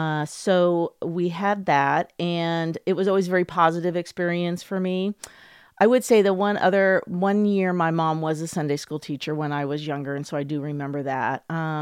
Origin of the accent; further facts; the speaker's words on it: New Jersey, United States; born there; Well, I was born in New Jersey, and my family did move a lot.